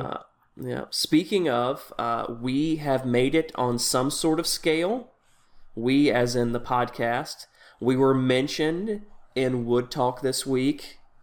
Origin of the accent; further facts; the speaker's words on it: Tennessee, United States; moved away; I grew up in Tennessee